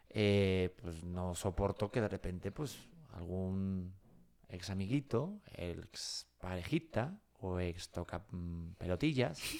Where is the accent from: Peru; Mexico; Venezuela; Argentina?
Mexico; Yo soy mexicano.